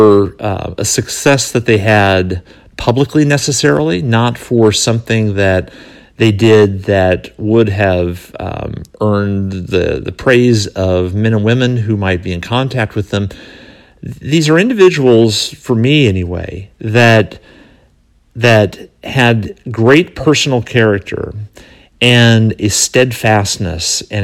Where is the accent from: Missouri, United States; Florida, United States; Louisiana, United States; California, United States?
California, United States; moved away; also born or lived in North Carolina; the community that I grew up in California, before we moved to North Carolina